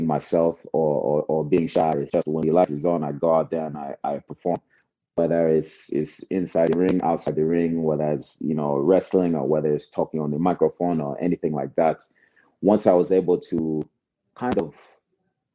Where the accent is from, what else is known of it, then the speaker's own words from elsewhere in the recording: United States; I was actually born here. So, you know, grew up here and I love the United States